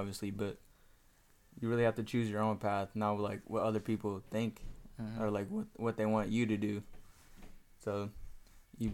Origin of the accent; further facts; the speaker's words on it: Mount Vernon, Washington, United States; also born or lived in Kent, Washington; I was born in Kent, but I moved to Mount Vernon when I was in, like, 3rd, 4th grade